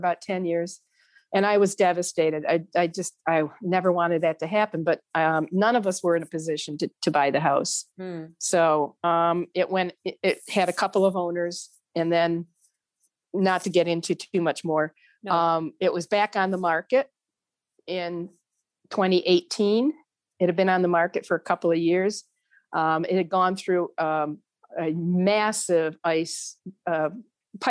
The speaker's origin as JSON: {"language": "English", "region": "New York", "country": "United States", "also_born_or_lived": "Virginia", "moved": "yes", "said": "I was moving back to New York State. And I moved in the summer of 2019, and I've been here ever since."}